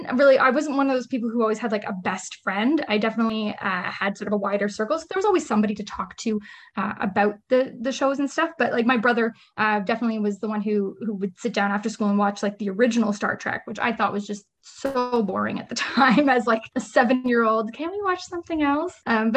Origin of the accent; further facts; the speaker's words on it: Ottawa, Ontario, Canada; Yep. I'm definitely an Ottawa city girl. I've just lived, well, mostly Nepean actually would be the technical part of the city of where I live or lived. Yeah. Just suburban kid. I've lived my whole life in Nepean